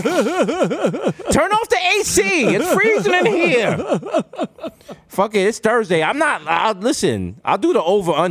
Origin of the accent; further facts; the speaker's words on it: New York City, New York, United States; I'm from the Bronx.